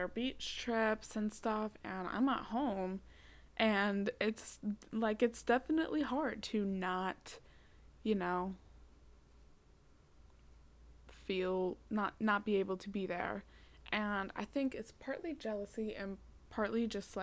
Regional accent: Massachusetts, United States; also born or lived in Cape Cod; I live in Massachusetts and I go to high school on Cape Cod, but it wasn't in my hometown. It was across the bridge

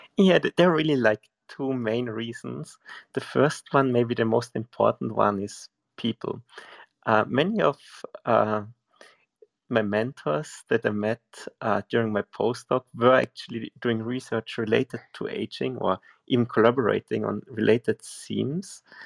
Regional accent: near Salzburg, Austria; I'm from Austria

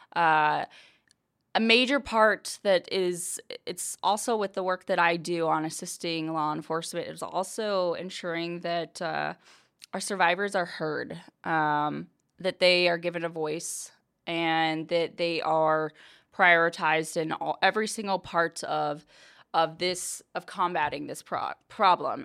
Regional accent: Billings, Montana, United States; moved away; I was born and raised in Billings, Montana

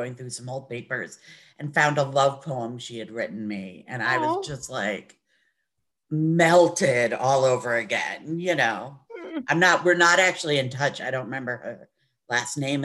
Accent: New Jersey, United States; I grew up in Jersey

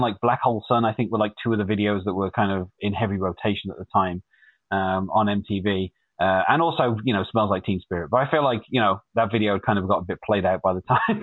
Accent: Wolverhampton, West Midlands, United Kingdom; I'm from a city called Wolverhampton, which is in the Midlands, in the UK, or more specifically in the Midlands of England

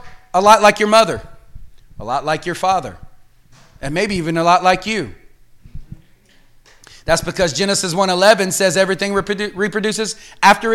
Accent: the South, Cajun, Louisiana, United States; accent: Cajun; I'm from the South, so it comes out like

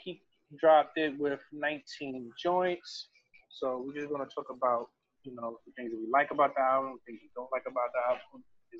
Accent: New York City, New York, United States; I'm from Brooklyn

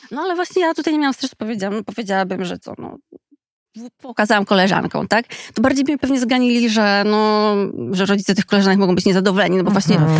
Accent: Skarżysko-Kamienna, Świętokrzyskie Voivodeship, Poland; Skarżyska, czyli mojego rodzinnego miasta

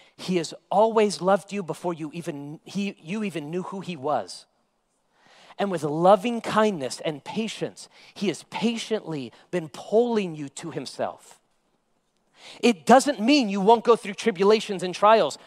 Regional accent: United States; me as an American

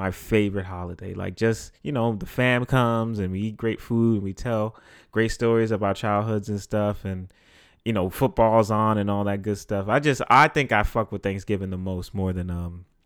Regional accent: New York City, New York, United States; I grew up in the Bronx, and you would hear reggaeton type songs

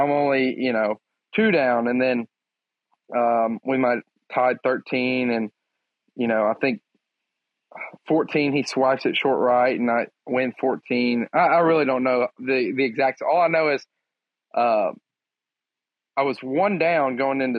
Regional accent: Crockett, Texas, United States; I'm from Crockett, Texas

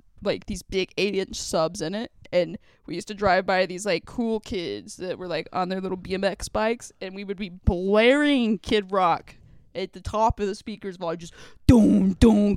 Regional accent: Vernon, Texas, United States; moved away; my hometown, sorry, Vernon, Texas, sorry, my hometown sucks

